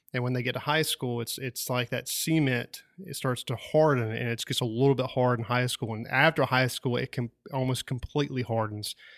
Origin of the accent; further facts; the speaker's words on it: Wilson, North Carolina, United States; where I grew up at in Wilson, North Carolina